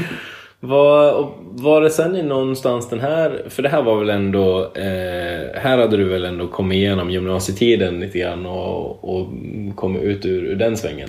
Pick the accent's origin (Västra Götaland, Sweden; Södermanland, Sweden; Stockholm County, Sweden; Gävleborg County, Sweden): Gävleborg County, Sweden; Edsbyn; hemma i Edsbyn